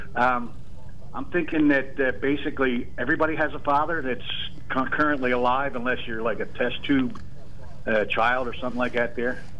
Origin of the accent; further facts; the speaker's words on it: right outside of Philadelphia, Pennsylvania, United States; also born or lived in Delaware County, Pennsylvania; I was born and raised right outside of Philadelphia here